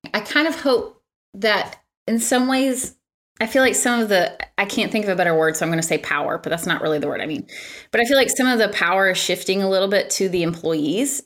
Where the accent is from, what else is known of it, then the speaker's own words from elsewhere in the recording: Michigan, United States; moved away; I'm from Michigan and, uh, one of my colleagues works in Michigan, so I was home last week